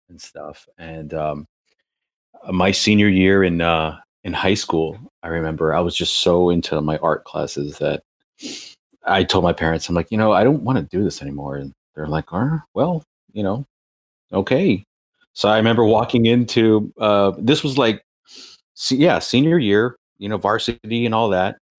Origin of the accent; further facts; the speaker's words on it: Valley of the Sun, Arizona, United States; moved away as an adult; also born or lived in Costa Mesa, California / New York; I come from the Valley of the Sun